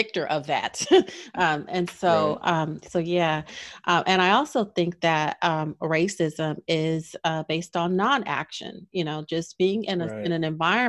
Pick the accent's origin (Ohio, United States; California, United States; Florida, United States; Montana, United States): California, United States; Los Angeles; moved away as an adult; I grew up in Los Angeles, and UCLA was down the street